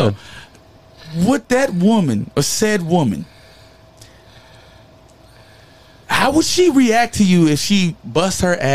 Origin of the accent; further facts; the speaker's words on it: Chicago, Illinois, United States; I'm from the South Side of Chicago